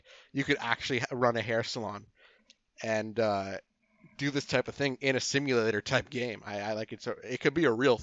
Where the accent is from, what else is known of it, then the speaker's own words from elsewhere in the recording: Canada; We're Canadian